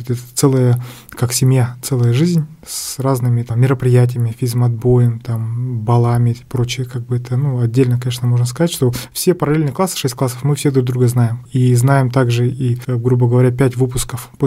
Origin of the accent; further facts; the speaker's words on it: Yakutsk, Sakha Republic, Russia; born there; Родился я в городе Якутске, четвертым ребенком в многодетной семье, ну, младший Родители в 68 году переехали в Якутск и здесь образовали как бы семью.